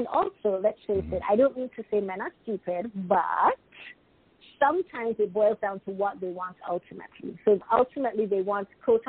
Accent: United Kingdom; Even though I'm British, sometimes my perspective, because I've lived in 6 different countries, so sometimes my perspective isn't typical British.

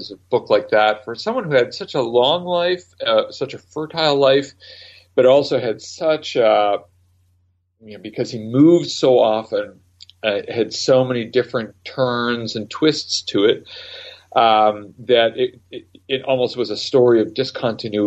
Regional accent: Canada; also born or lived in Great Britain; I was born in Canada

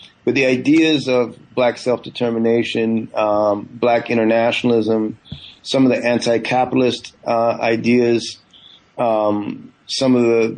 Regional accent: California, United States; also born or lived in Guyana; I was born in Guyana in the 70s and grew up, you know, my family moved to the U.S. I grew up in Northern California beginning in the 1980s.

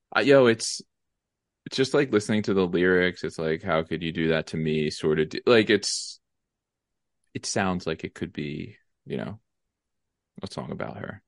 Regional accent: Lansdale, Pennsylvania, United States; Lansdale, Pennsylvania

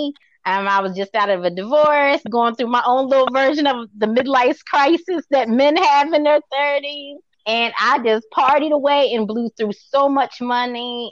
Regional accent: Baltimore, Maryland, United States; I'm from Baltimore

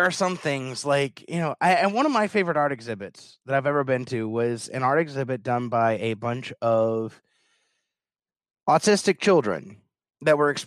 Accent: Kentucky, United States; I'm from Kentucky.

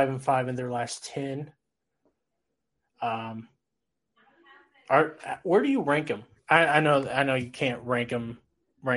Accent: Texas, United States; I am actually from Texas

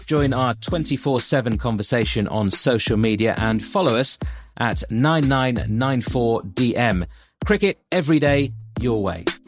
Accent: England, United Kingdom; I'm obviously born and bred in England

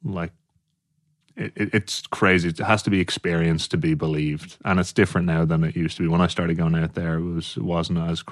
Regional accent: Dublin, Leinster, Ireland; accent: brogue; moved away as an adult; also born or lived in Australia / New York; I grew up in Dublin, lived there most of my life, moved here when I was like 20

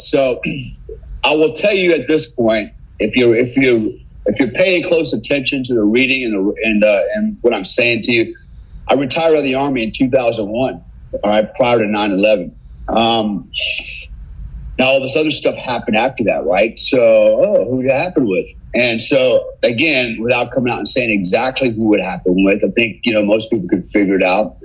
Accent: United States; I'm an American

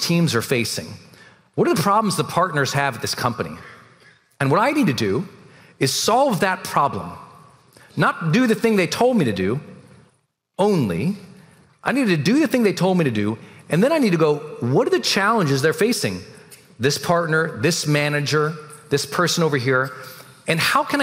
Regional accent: Montana, United States; moved away as an adult; I was a cog from Montana

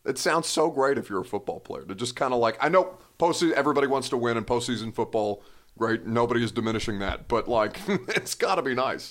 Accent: Indiana, United States; and I'm from Indiana

